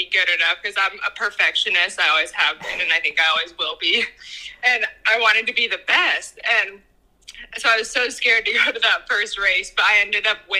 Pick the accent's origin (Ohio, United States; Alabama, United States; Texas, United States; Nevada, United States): Nevada, United States; Washoe Valley; I'm from Washoe Valley, Nevada. It's just outside of Reno